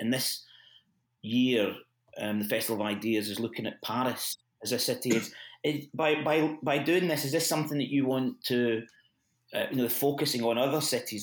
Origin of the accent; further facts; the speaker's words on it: Glasgow, Scotland, United Kingdom; moved away as an adult; now in Bristol, United Kingdom; I'm, I come from Glasgow